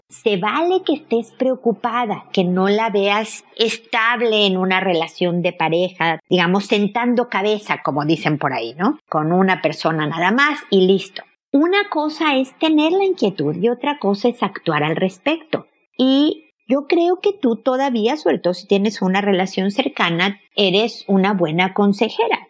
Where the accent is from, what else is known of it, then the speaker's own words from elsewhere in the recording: Mexico; now in Chile; mexicana viviendo en Chile, como yo